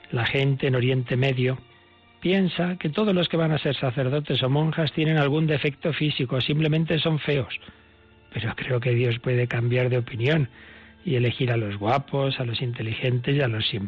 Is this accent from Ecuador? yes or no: no; Baghdad, Baghdad Governorate, Iraq; born there; nací en Bagdad en 1972.